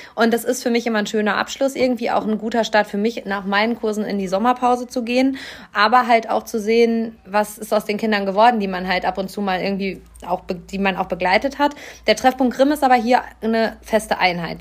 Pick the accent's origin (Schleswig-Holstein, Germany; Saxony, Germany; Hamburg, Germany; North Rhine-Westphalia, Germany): North Rhine-Westphalia, Germany; Hamm; einer Grundschule meiner Heimatstadt Hamm